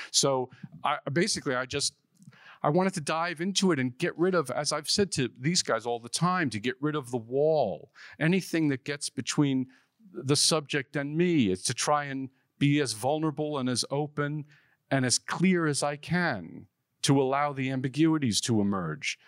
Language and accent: English; New York City, New York, United States; born or raised there